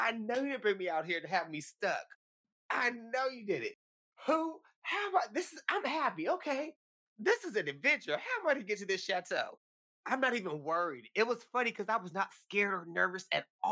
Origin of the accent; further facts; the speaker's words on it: California, United States; from California.